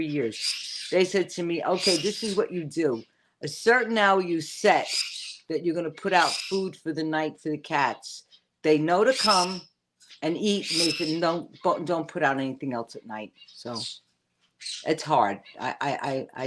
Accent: New York City, New York, United States; also born or lived in Forest Hills, Queens; growing up, where I grew up in the Bronx, I lived off the number 2 train

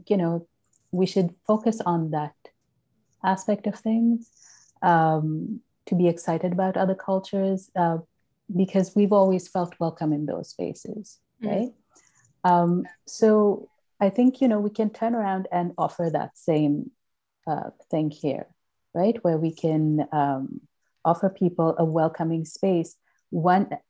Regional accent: Sri Lanka; now in Toronto, Canada; I grew up in Sri Lanka

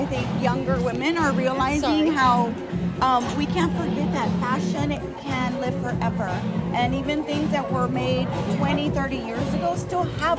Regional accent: Texas, United States; I'm from Texas

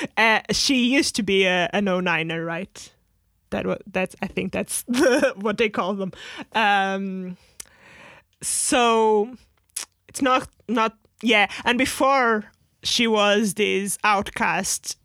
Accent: Portugal; moved away; at the time we were, like, in Portugal

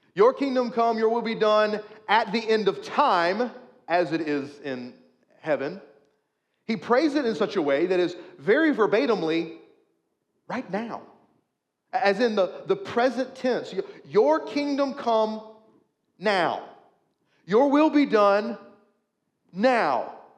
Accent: United States; we are, as an American culture, a Christian nation

